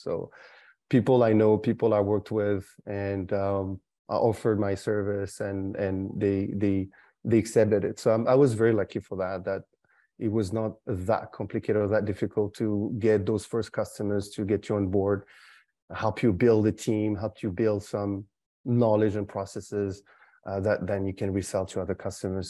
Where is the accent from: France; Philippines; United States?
France; also born or lived in Canada; now in Singapore; was born in France, but lived sixteen years in Canada